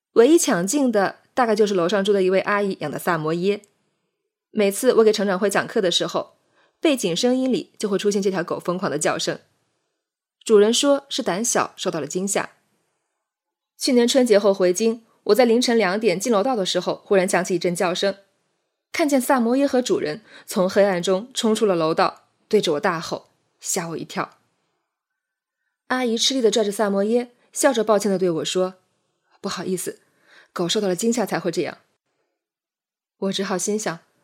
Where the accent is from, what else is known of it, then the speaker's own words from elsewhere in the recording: Jiangnan, China; moved away as an adult; now in Beijing, China; 这里不是我的家乡，我的家乡在千里之外的南方，在丘陵地带的山水田园，在依山傍水的江南望郡，那里是我生长的地方